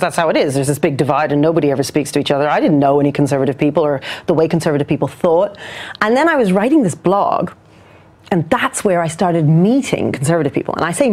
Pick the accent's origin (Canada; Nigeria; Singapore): Canada; also born or lived in New Zealand; now in London, United Kingdom; I was born in New Zealand, and then I grew up in Canada, and then I've now been in London for, you know, nearly 30 years